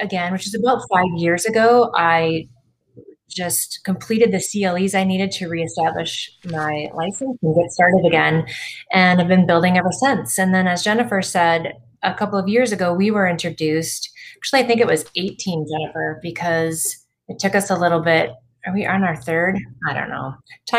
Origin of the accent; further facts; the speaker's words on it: Burnsville, Minnesota, United States; also born or lived in Moorhead, Minnesota; I grew up in the area. I grew up in Burnsville